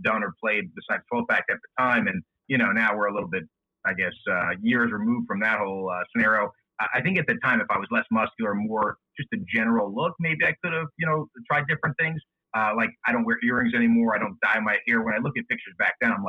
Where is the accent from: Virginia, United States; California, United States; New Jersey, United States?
New Jersey, United States; moved away as an adult; I'm from North Jersey, right outside of New York, but my company is outside of Philadelphia, so I moved down here